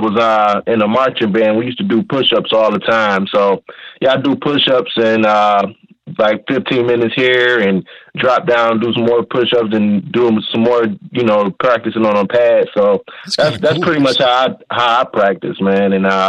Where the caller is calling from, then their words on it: Detroit, Michigan, United States; I'm calling from Detroit, Michigan.